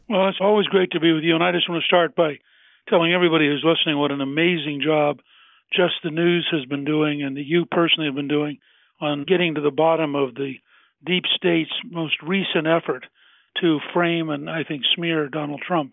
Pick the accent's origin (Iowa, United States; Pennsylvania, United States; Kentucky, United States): Pennsylvania, United States; Harrisburg; I was born in Harrisburg.